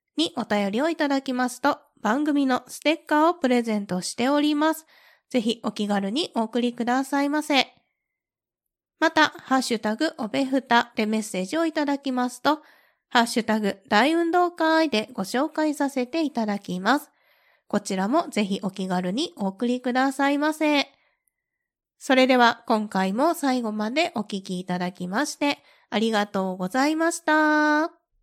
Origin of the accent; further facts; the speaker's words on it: Kansai, Japan; 私自身がですね、関西出身